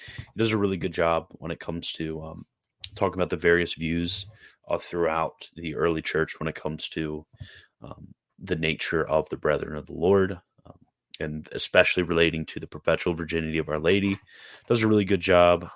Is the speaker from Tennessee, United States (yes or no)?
no; Carroll County, Maryland, United States; also born or lived in Sanford; I'm from Carroll County. Uh, that's where I originally grew up